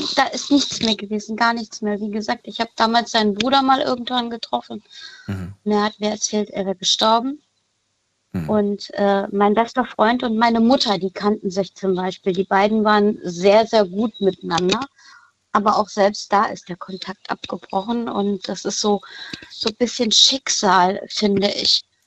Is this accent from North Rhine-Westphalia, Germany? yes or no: yes; Cologne, North Rhine-Westphalia, Germany; Ich bin aus Köln